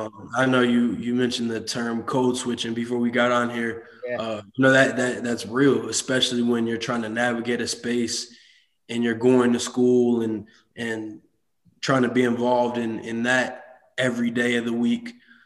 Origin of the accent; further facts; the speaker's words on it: Madison, Wisconsin, United States; also born or lived in Monona, Wisconsin; I grew up in Madison, Wisconsin, lived there. And I actually ended up transferring to Monona Grove High School.